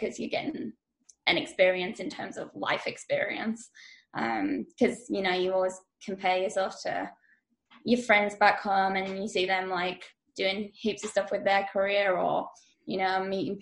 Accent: Leeds, Yorkshire and the Humber, United Kingdom; moved away as an adult; now in Australia; I'm from Leeds in England originally, but I've moved over from there to Australia about 4 years ago.

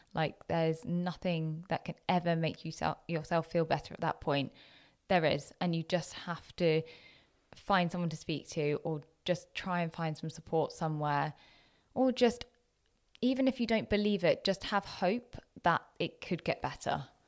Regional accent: Jersey; moved away as an adult; also born or lived in Loughborough, England / Leicester, England; I had been so used to being in my little bubble of Jersey, of really quite monocultural, to be honest.

